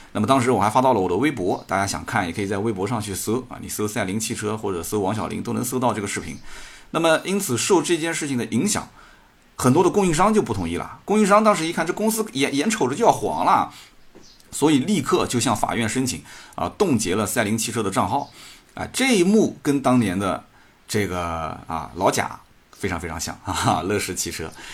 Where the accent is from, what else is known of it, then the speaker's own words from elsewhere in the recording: Jiangsu, China; 作为一个江苏人